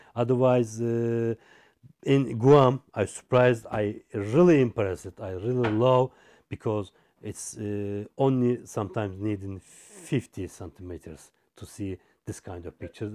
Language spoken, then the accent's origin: English; Izmir, Turkey; English is a second language; I came from Izmir